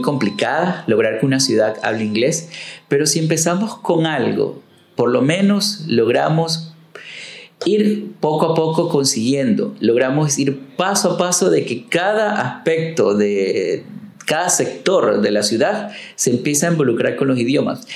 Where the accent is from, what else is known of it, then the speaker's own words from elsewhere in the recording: Manta, Manabí, Ecuador; a la ciudad, a mi pueblo, a mi gente